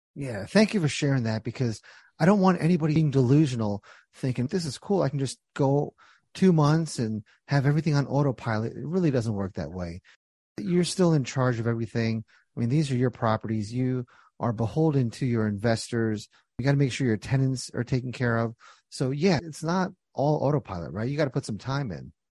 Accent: New Jersey, United States; When I was young, born and raised in Jersey

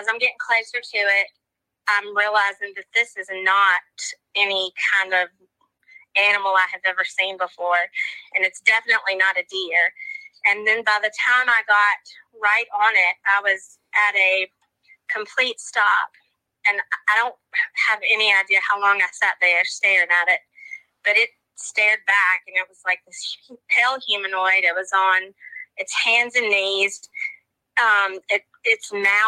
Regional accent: Mississippi, United States; just a regular Southern girl. I was born and raised in Mississippi.

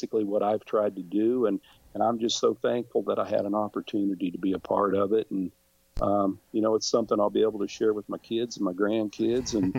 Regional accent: Independence, Kansas, United States; my hometown of Independence

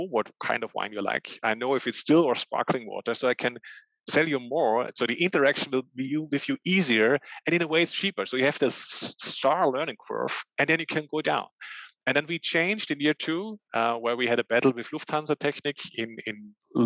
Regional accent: Austria; I'm born and raised in Austria

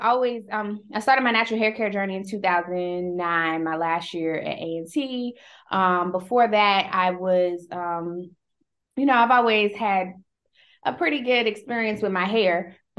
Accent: Greensboro, North Carolina, United States; I've been here since 2010, but I'm from Greensboro, North Carolina.

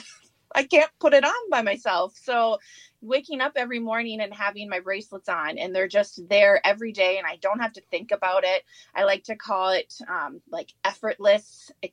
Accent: St. Cloud, Minnesota, United States; I grew up here in St. Cloud. I'd say we've been here since I was in about first grade, graduated from Tech High School, and have just been here ever since

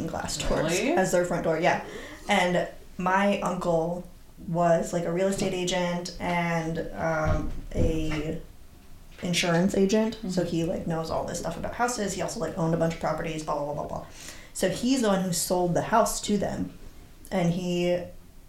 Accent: Michigan, United States; I grew up in Michigan, where it's more fun

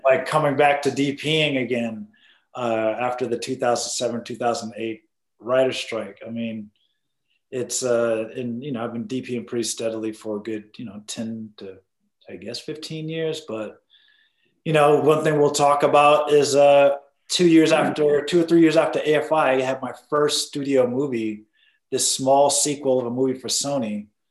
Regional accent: Boston, Massachusetts, United States; moved away; also born or lived in New York; I'm originally from Boston, mm-hmm. Massachusetts

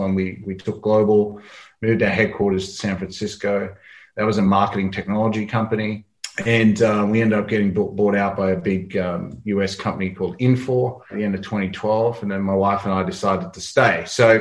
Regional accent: Australia; I'm an Australian

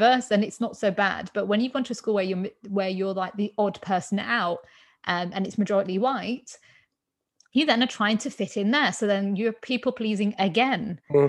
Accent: England, United Kingdom; I'm born in England. I'm Indian

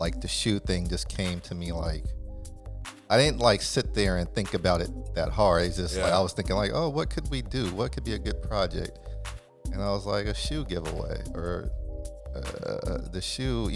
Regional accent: California, United States; I was from California

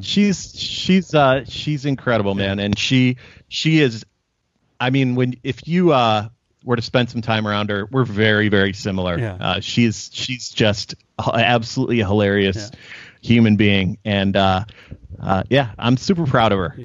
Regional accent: Chicago, Illinois, United States

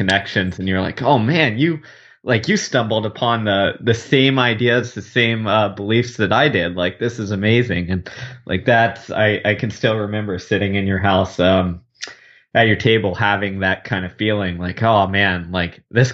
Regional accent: Houston, Texas, United States; I grew up in Houston, Texas, living in the heat and humidity

